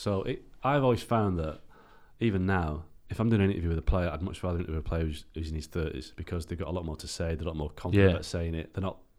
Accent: England, United Kingdom; I'm an Englishman saying that.

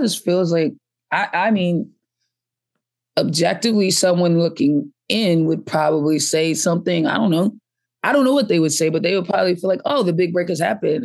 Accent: Boston, Massachusetts, United States; also born or lived in Atlanta; I grew up in Boston, and then I moved to Atlanta for a little while, like, uh, college age, and then, um, came back to Boston.

